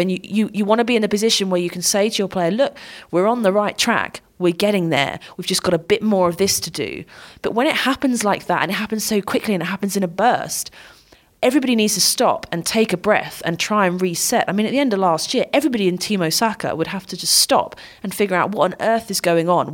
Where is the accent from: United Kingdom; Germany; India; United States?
United Kingdom; I'm British